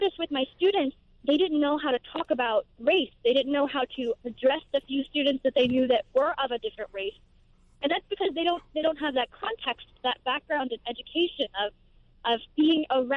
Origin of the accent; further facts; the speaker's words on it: Greenville, North Carolina, United States; born and raised near Greenville, North Carolina